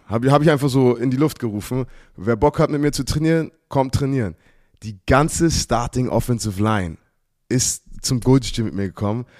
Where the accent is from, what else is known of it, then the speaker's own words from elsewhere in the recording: United States; now in Germany; ich mit Football aufgewachsen bin in Amerika